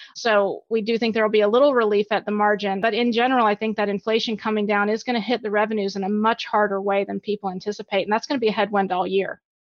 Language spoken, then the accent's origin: English; Alabama, United States; moved away as an adult; also born or lived in Virginia; I grew up in Alabama